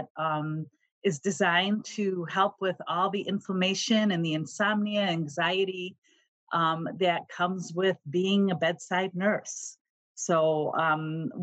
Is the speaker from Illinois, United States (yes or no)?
yes; Chicago, Illinois, United States; moved away as an adult; now in Cincinnati, United States; I was born and raised in Chicago and lived there all my life.